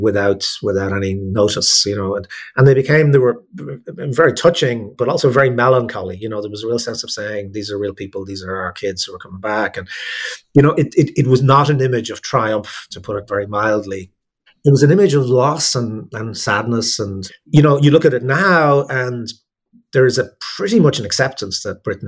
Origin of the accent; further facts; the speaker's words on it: Ireland; as an Irish person, and therefore someone who's both kind of very close to it and slightly outside of it